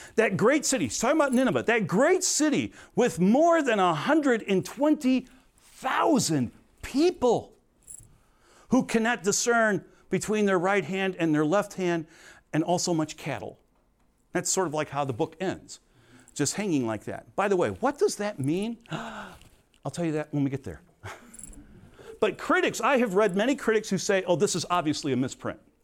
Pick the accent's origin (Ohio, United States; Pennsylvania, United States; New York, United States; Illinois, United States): Illinois, United States; Crete; I'm not from Chicago, I was from Crete